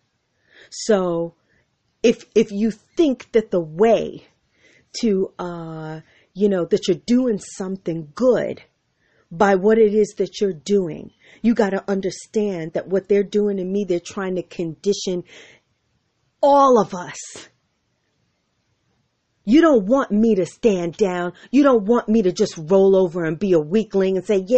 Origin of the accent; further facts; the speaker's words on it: United States; Because I'm an American. I'm as American as it gets.